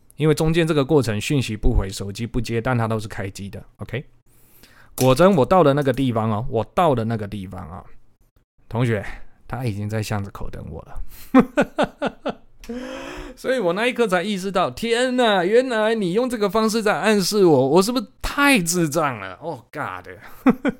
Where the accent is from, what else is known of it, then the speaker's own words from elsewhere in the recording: Changhua County, Taiwan; 我是彰化人啊，我念彰化高中